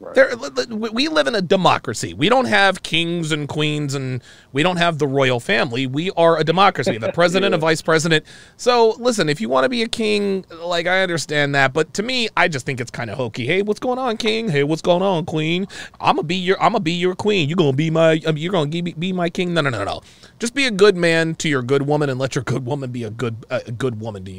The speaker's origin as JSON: {"language": "English", "country": "United States", "said": "Like, I am proud to be an American. I love my country."}